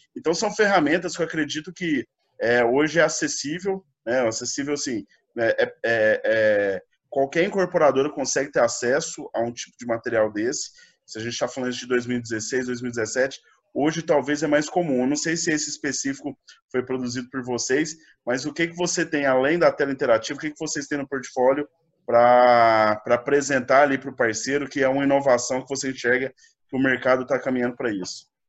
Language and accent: Portuguese; Goiânia, Goiás, Brazil; eu sou de Goiânia